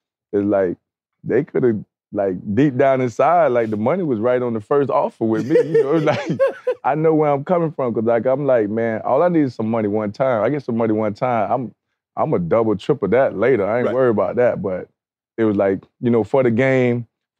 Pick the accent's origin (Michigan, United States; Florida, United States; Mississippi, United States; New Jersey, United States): Florida, United States; Yeah, football is like the thing to do down south.